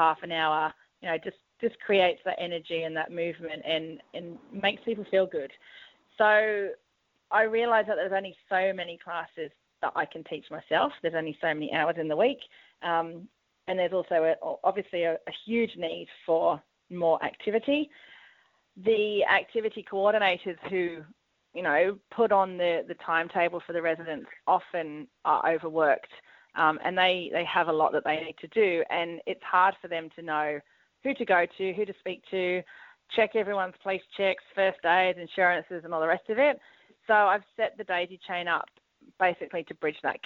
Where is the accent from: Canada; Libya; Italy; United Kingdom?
United Kingdom; England; moved away as an adult; now in Sydney, Australia; I'm English, moved over here in 2000, studied music in the UK